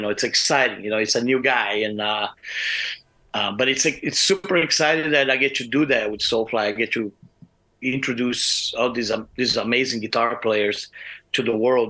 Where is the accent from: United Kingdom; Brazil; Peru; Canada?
Brazil; moved away as an adult; now in Arizona, United States; I'm from Brazil